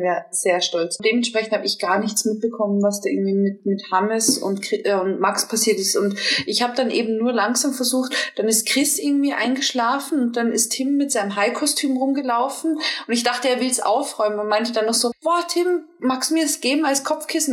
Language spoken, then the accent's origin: German; Germany; Ich komme aus Deutschland, ich bin gebürtige Deutsche